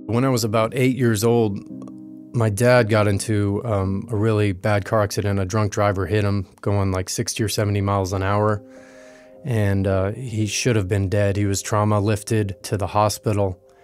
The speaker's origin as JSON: {"language": "English", "area": "West Coast", "region": "Florida", "country": "United States", "tie": "born or raised there", "said": "I grew up in Florida on the West Coast"}